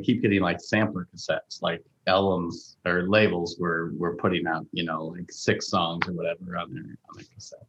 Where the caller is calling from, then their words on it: San Diego, California, United States; I'm dialing in from San Diego right now because I wised up.